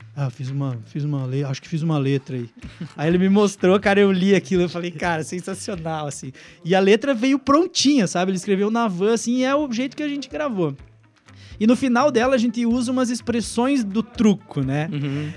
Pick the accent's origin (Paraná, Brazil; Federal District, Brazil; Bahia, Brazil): Paraná, Brazil; Francisco Beltrão; accent: paranaense; moved away; also born or lived in Pato Branco / Brasília / Curitiba; eu nasci em Francisco Beltrão, eu sou beltronense